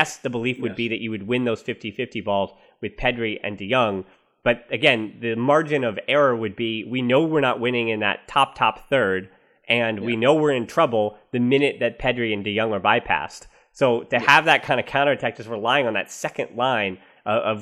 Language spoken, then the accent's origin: English; United States; I'm the American